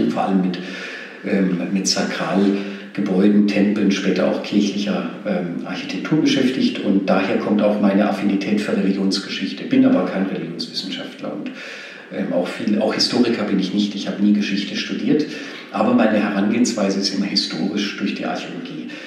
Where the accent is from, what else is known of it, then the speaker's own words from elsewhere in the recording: Nöttingen, Baden-Württemberg, Germany; also born or lived in Pforzheim; Genau, richtig.